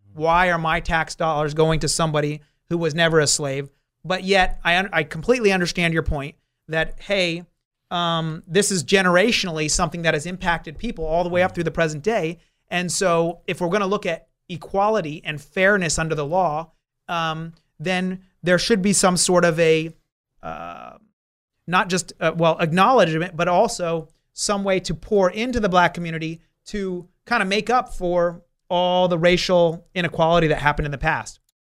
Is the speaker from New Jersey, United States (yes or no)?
yes; New Jersey, United States; now in Southern California, United States; That was back on the East Coast. I, I'm from New Jersey.